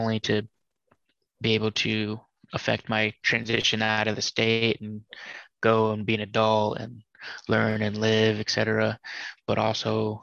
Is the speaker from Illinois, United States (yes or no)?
no; Massachusetts, United States; moved away as an adult; leave the state I was born in Massachusetts